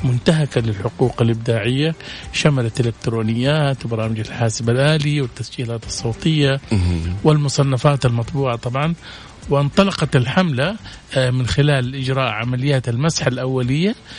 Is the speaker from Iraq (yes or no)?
no; Saudi Arabia; إحنا عندنا في السعودية